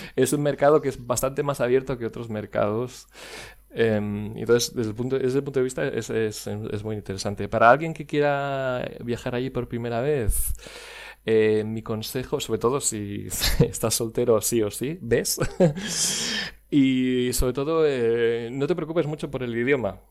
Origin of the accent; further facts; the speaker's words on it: Barcelona, Catalonia, Spain; moved away as an adult; also born or lived in Dublin, Ireland / Wexford, Ireland; nacido en Barcelona, Em, en un pueblecito llamado San Vicente Eh, y bueno, estuve viviendo. En, de hecho, en los últimos años he estado cambiando casi de ciudad eh, prácticamente cada dos años, pero, pero originario, originario de, Barcelona